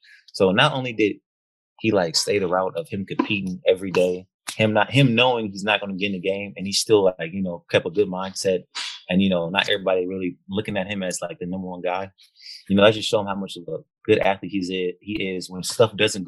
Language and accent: English; Bay Area, California, United States; moved away as an adult; also born or lived in Martinez, California / Alabama; So I'm born there, but I never lived there. I'm originally from I lived everywhere in the Bay Area, so San Francisco, Richmond, Oakland, like Antioch